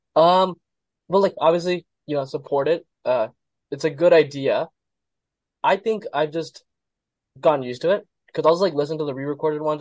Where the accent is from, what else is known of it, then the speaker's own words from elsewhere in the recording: Gilbert, Arizona, United States; Born and raised here, and I've been here my whole life